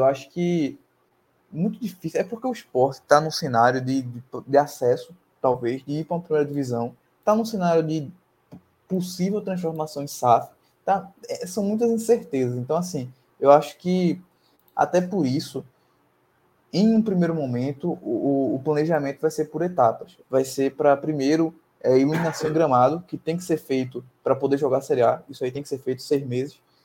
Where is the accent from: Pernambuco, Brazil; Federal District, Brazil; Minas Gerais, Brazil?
Pernambuco, Brazil; Camaragibe; Eu sou de Camaragibe